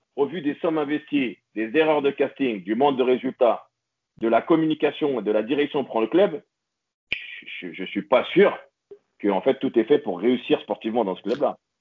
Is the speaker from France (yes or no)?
yes; Paris, Île-de-France, France; moved away; also born or lived in near Marseille; suis né à Paris, j'ai la famille à Paris, j'ai grandi à Paris